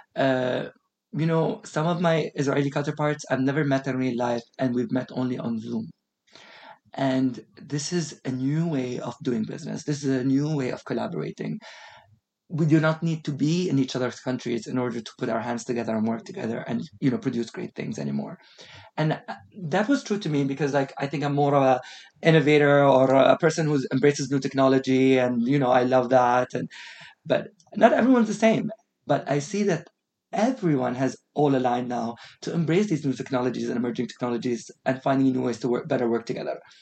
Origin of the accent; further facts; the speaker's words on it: United Arab Emirates; also born or lived in Australia; growing up in an Emirati household